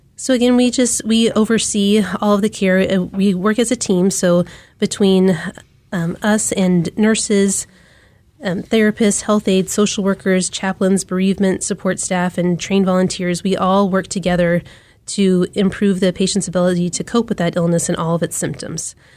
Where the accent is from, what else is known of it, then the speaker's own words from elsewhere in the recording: Wichita, Kansas, United States; also born or lived in Charleston, South Carolina; now in Kansas City, United States; I grew up in Wichita, Kansas